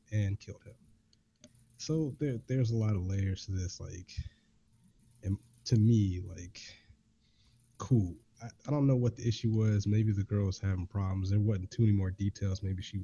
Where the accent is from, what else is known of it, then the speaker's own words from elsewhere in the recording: Augusta, Georgia, United States; I'm from Augusta, Georgia